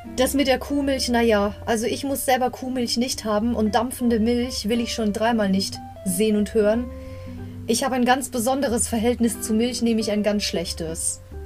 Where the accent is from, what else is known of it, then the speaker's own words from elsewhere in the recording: Bavaria, Germany; ich komme aus Bayern